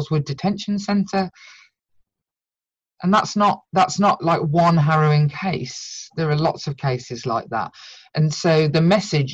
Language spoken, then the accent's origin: English; United Kingdom; a British-born white woman who speaks English